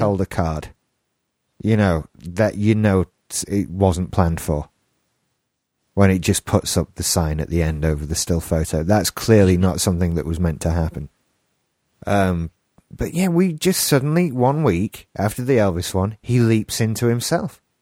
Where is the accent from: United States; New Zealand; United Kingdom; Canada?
United Kingdom; England; accent: English; my English accent